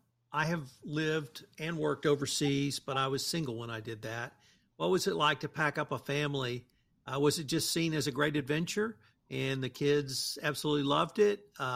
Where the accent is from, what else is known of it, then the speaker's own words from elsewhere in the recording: Texas, United States; and I'm a Texan